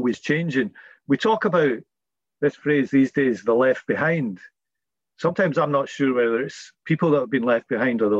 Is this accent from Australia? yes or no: no; Scotland, United Kingdom; accent: Scottish; We're also a British family, you know. We've all got Scottish accents.